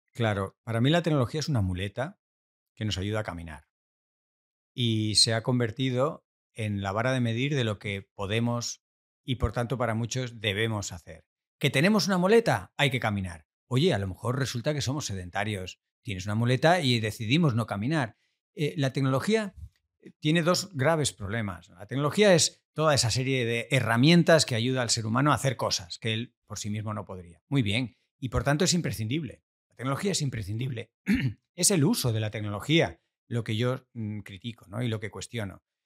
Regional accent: Argentina; nací en Argentina, en Argentina es la tierra del asado

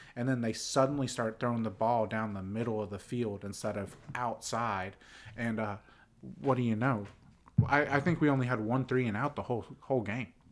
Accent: Pittsburgh, Pennsylvania, United States; now in Nashville, United States; I'm from Pittsburgh. My dad is from Pittsburgh

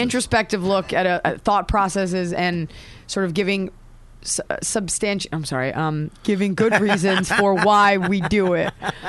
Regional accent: Dallas, Texas, United States; also born or lived in Boston; now in Los Angeles, United States; I'm from Dallas, Texas.

